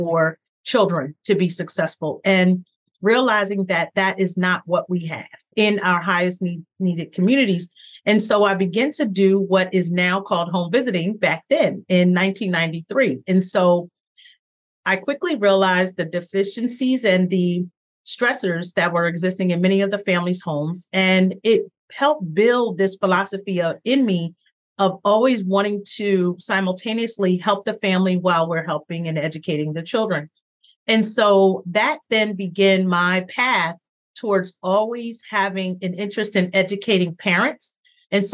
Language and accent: English; Philadelphia, Pennsylvania, United States; I'm originally from Philadelphia.